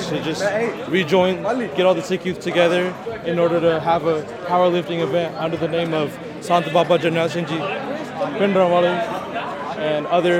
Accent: Sacramento, California, United States; I'm from Sacramento, California

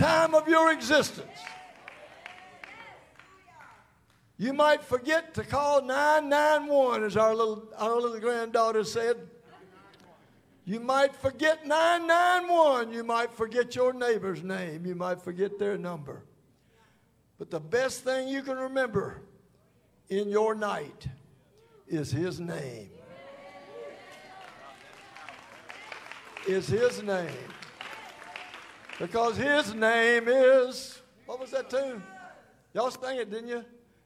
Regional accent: Holly Springs, Mississippi, United States; I was born in Holly Springs, Mississippi. Big town of Holly Springs

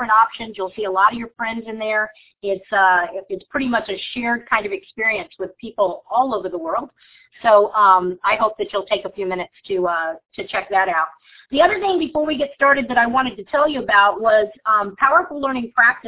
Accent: Virginia Beach, Virginia, United States; from Virginia Beach

